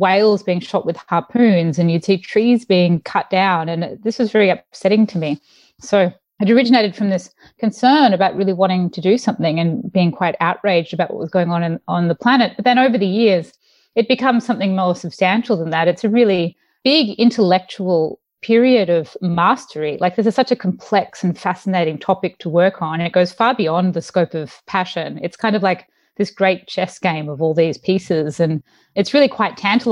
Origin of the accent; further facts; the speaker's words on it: Mornington Peninsula, Melbourne, Victoria, Australia; moved away as an adult; now in San Francisco, United States; I grew up in the Mornington Peninsula in Melbourne